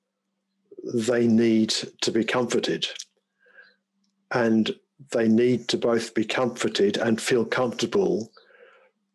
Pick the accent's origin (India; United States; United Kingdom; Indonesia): United Kingdom; England; moved away; also born or lived in Chichester, West Sussex; I was brought up in England